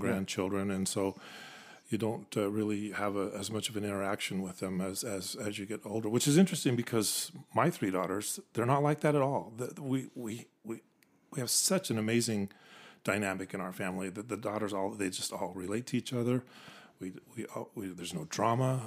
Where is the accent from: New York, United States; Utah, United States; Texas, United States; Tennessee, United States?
Utah, United States; Orem; moved away as an adult; also born or lived in Provo, Utah / Tacoma, Washington / Japan; I was born in Provo, pretty much raised in Orem. Went to Orem High School